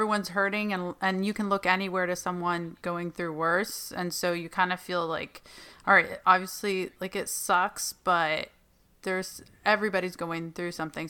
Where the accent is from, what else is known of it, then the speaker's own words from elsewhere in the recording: Palestine; moved away; me growing up in Palestine in a war zone and under lockdown